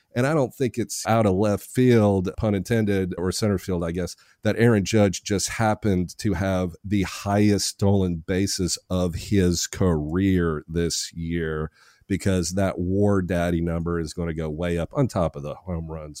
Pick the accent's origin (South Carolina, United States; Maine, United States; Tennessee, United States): Tennessee, United States; Nashville; I'm from Nashville.